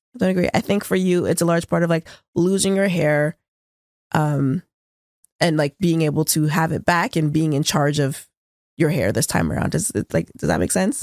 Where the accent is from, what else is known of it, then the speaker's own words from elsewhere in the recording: Toronto, Ontario, Canada; We're both from Scarborough.